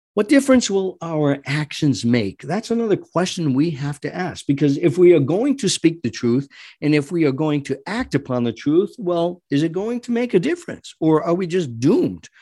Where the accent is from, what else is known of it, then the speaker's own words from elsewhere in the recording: United States; as an American